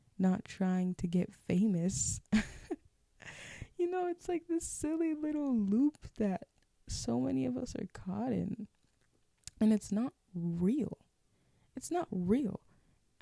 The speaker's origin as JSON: {"language": "English", "region": "Minnesota", "country": "United States", "accent": "Minnesotan", "said": "you have a Minnesotan accent"}